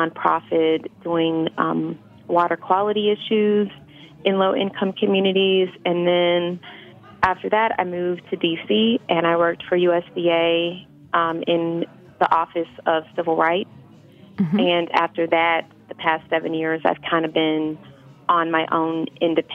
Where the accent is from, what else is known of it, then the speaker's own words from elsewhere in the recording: Kansas City, Missouri, United States; moved away; also born or lived in Fayetteville, Arkansas; I'm originally from Kansas City, Missouri